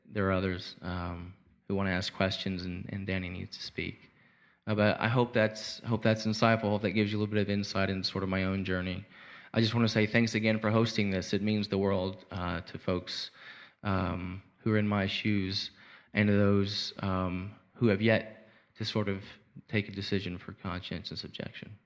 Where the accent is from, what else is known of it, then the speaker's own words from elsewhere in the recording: Arkansas, United States; I'm from Arkansas